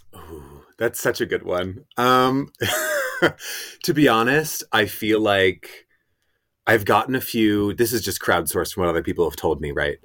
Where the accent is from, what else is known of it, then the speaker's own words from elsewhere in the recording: Rye, New York, United States; moved away as an adult; also born or lived in Greenwich, Connecticut; I really love my hometown, Rye, New York. It's where I spent all my years growing up.